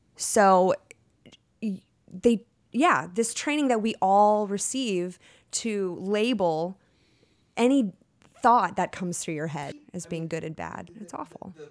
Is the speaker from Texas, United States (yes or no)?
yes; Texas, United States; I'm from Texas